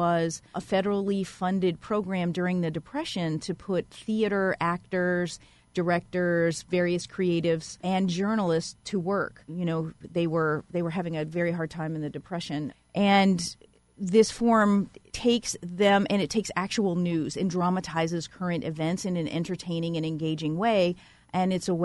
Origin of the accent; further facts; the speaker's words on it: Louisiana, United States; now in Ithaca, United States; I grew up in Louisiana and I know a lot about hurricanes